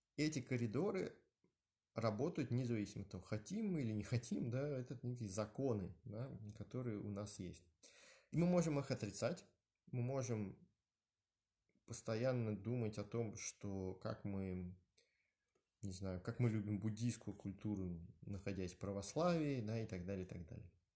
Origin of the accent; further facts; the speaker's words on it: Moscow, Russia; я родился, да, в э, Москве, в районе Новогиреева, Э, в 70-м роддоме